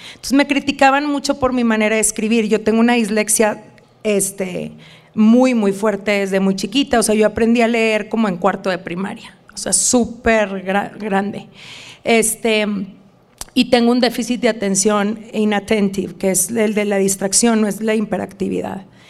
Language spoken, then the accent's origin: Spanish; Reynosa, Tamaulipas, Mexico; moved away as an adult; now in Dallas, United States; aunque yo soy de frontera, como tú sabes, soy, nací en Reynosa